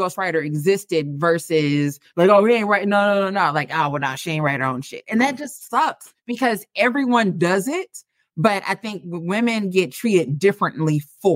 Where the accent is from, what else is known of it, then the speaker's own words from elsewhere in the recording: St. Louis, Missouri, United States; moved away as an adult; now in Dallas, United States; I am from the Midwest, born and raised in St. Louis, lived there for 30-something years before I moved to Texas